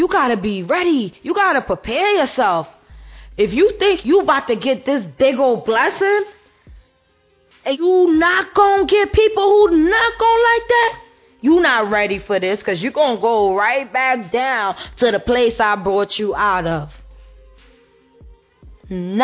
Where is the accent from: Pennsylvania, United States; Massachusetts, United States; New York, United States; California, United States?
New York, United States; New York City; I'm from Brooklyn